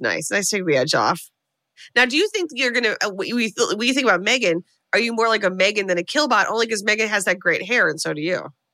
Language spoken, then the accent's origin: English; United States; as an American